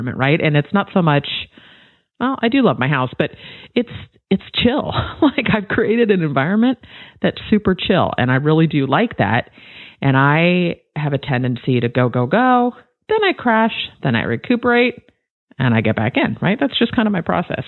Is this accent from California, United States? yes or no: yes; Bay Area, California, United States; Born and raised in the Bay Area